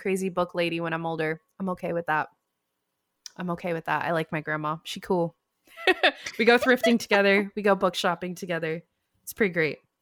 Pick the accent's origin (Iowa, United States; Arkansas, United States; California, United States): California, United States; Davis; I'm from Davis, and I have a P O box there still